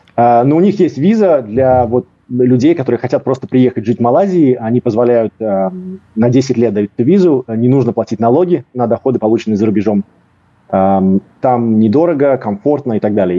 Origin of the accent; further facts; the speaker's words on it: Riga, Latvia; moved away as an adult; also born or lived in Cyprus / England / Norway / Russia; Я из э, Риги, из Латвии. Эм, я родился, вырос в Латвии.